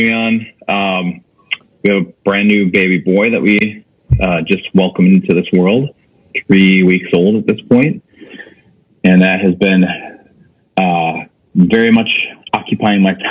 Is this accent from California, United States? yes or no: no; Wisconsin, United States; moved away as an adult; also born or lived in San Diego / Boulder, Colorado / Miami; now in Minneapolis, United States; I grew up in Wisconsin